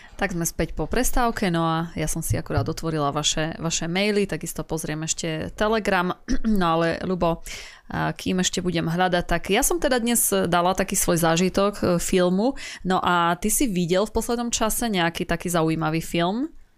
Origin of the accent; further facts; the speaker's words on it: Slovakia; ja som raz e, zo Slovenska